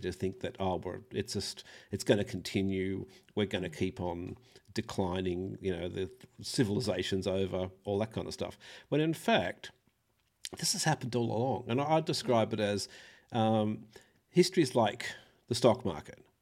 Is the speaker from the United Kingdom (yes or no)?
no; Australia; I'm an Australian